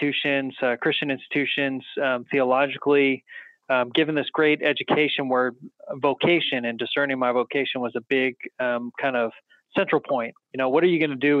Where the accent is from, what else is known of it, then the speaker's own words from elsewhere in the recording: Salinas, California, United States; I grew up in Salinas, California